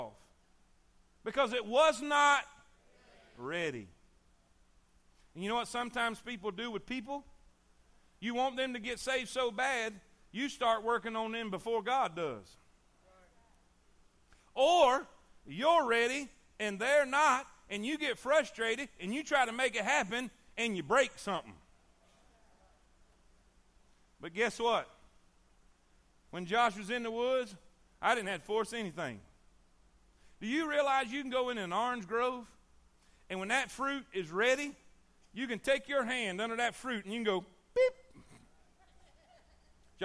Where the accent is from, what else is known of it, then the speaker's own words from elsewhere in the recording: South Florida, United States; I grew up in South Florida.